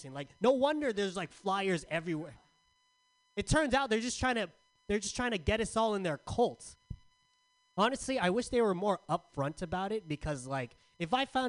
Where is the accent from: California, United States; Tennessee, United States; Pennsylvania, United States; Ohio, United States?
California, United States; San Diego; now in San Francisco, United States; Growing up in San Diego, I was called weird a lot